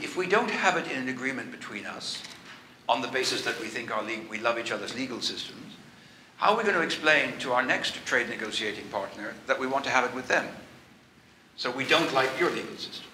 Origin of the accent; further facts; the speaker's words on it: Ireland; being Irish